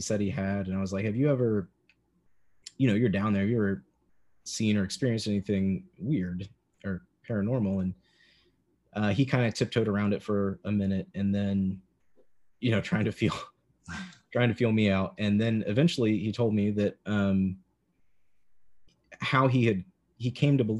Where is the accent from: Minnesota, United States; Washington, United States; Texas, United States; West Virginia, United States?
West Virginia, United States; Lincoln County; I grew up in Lincoln County